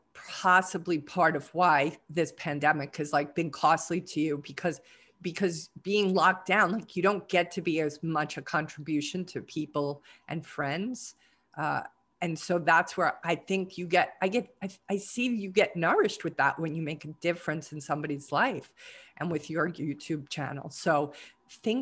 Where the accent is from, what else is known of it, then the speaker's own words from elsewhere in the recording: New York, United States; moved away; as a New Yorker, I'm not used to earthquakes even